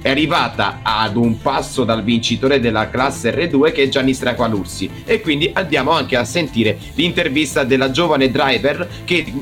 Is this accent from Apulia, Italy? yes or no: yes; Cisternino, Apulia, Italy; No, sono di Cisternino.